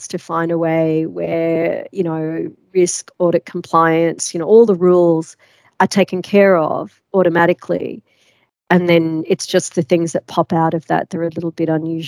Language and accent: English; Australia; moved away as an adult; also born or lived in London; I'm from Australia